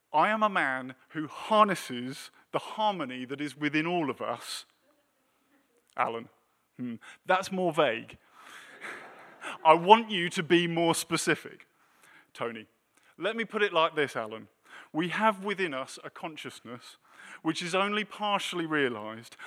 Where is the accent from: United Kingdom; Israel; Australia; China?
United Kingdom; moved away as an adult; now in United States; we're British